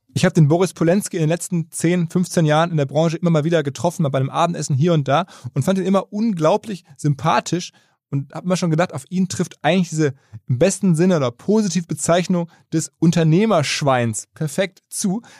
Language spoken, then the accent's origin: German; Ruhr area, North Rhine-Westphalia, Germany; Auch ein Kind des Ruhrgebiets, genau wie ich.